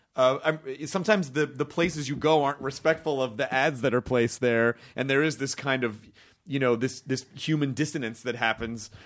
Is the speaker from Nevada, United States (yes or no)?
no; Memphis, Tennessee, United States; I'm from Memphis